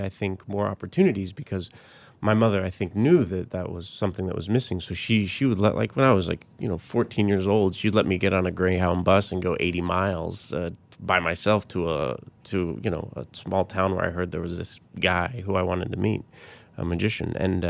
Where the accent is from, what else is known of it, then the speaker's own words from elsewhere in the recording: Colorado Springs, Colorado, United States; also born or lived in Littleton; Colorado Springs and Littleton.